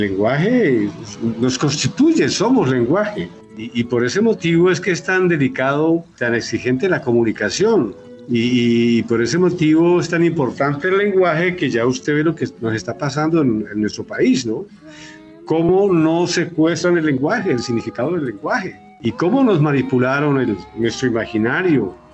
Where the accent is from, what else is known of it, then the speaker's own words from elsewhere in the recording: Patía Valley, Cauca, Colombia; moved away; mi gente allá en, mi pueblo, en el Valle del Patía